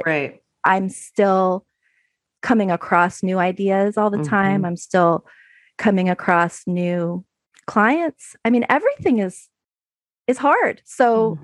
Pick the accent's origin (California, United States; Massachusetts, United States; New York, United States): California, United States; San Francisco Bay Area; moved away as an adult; now in Oregon, United States; I'm from the San Francisco Bay Area